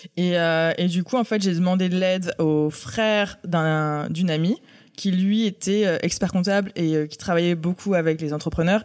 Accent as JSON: {"language": "French", "town": "Aix-en-Provence", "region": "Provence-Alpes-Côte d'Azur", "country": "France", "tie": "born or raised there", "also_born_or_lived": "Paris", "said": "Alors je suis née à Paris. Et euh, mes parents ont déménagé dans le sud, à Aix-en-Provence, quand j'avais 5 ans. Donc en fait, euh, j'ai grandi à Aix"}